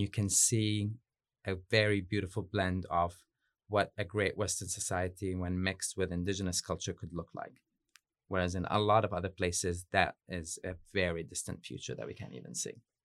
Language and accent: English; Yemen; moved away as an adult; also born or lived in United States / Beirut, Lebanon; now in New Zealand; I'm from Yemen. I grew up there, but lived in Yemen, uh, bits and pieces, kind of like in the U S and Beirut, Lebanon, before I came to Aotearoa